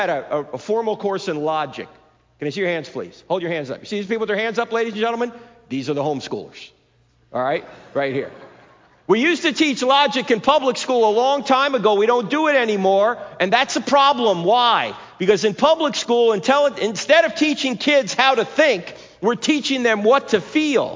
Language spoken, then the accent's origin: English; New Jersey, United States; moved away; I'm originally from New Jersey